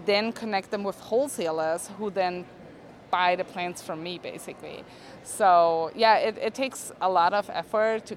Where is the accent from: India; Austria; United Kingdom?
Austria; moved away as an adult; now in United States; So I'm from Austria. I grew up there. I moved to the States like 7 years ago.